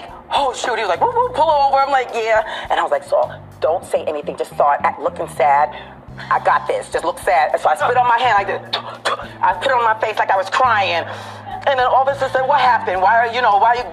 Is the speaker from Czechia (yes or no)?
no; Jamaica; I'm Jamaican.